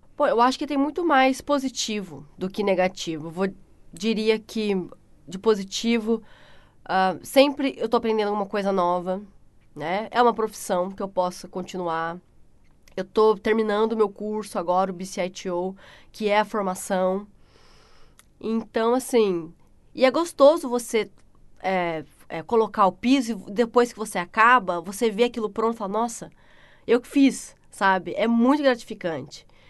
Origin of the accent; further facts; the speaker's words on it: Pindamonhangaba, São Paulo, Brazil; moved away as an adult; also born or lived in Taubaté, São Paulo / Christchurch, New Zealand; now in New Zealand; eu nasci em Taubaté, São Paulo, né? Morei a minha vida inteira em Pinda, só nasci mesmo em Taubaté, morei em Pinda